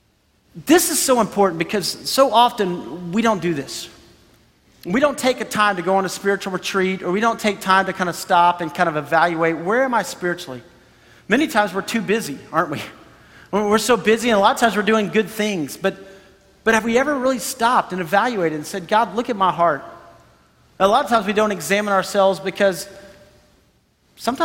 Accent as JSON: {"language": "English", "country": "United States", "said": "we're from America"}